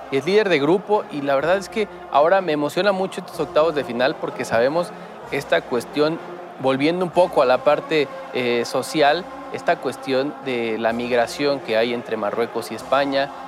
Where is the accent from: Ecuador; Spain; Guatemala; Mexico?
Mexico; como aficionado mexicano